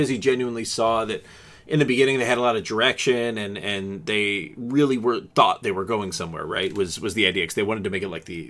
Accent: Canada; because we are Canadian.

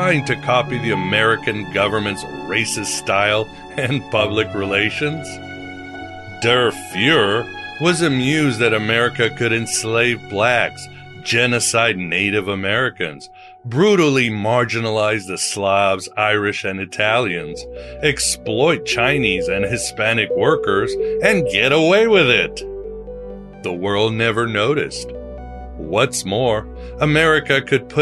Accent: Portugal; my home country of Portugal

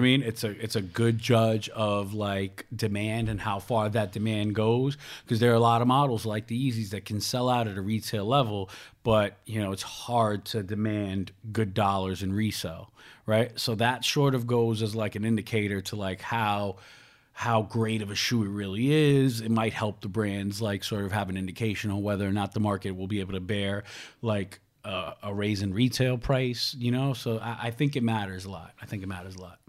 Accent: New York City, New York, United States; I was raised in Ravenswood projects

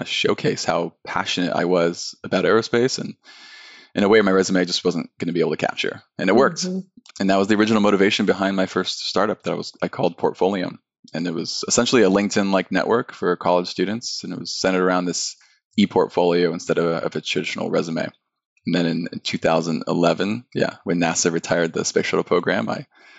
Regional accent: just north of Los Angeles, Southern California, United States; I grew up in Southern California, just north of Los Angeles

